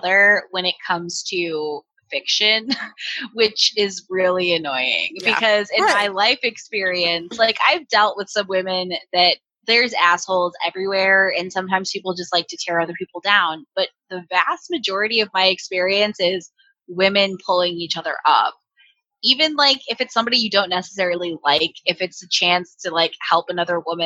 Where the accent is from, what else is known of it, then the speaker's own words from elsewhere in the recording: United States; we're American